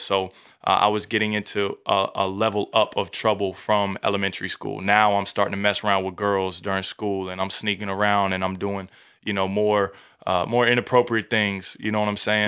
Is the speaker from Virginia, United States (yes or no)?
yes; Newport News, Virginia, United States; now in Texas, United States; born and raised in Newport News, Virginia, all the way on the East Coast